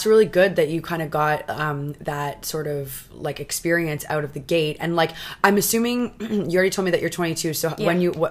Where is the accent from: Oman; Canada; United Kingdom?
Canada; Toronto, Ontario; I'm from Toronto